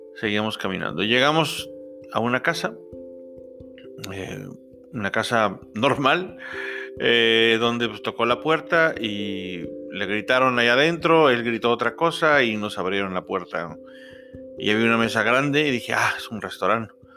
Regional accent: Mexico; de México, de México

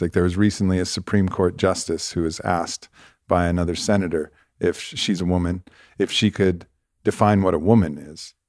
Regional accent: Santa Monica, California, United States; I was born in Santa Monica.

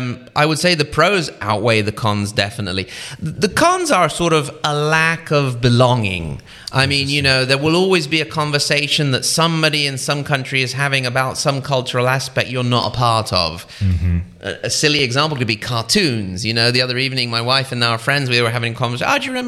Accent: Watford, East of England, United Kingdom; also born or lived in Italy / United States; I was born here in Italy in the Piedmont region, actually. So Piedmont, if you will, by birth. When I was very young, when I was 6 years old, the whole family moved to the UK. We lived near Watford, near sort of northwest of London.

